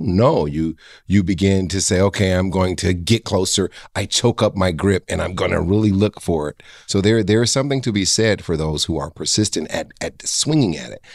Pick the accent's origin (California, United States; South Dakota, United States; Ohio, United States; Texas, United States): Ohio, United States; Cleveland; a kid who grew up in Garden Valley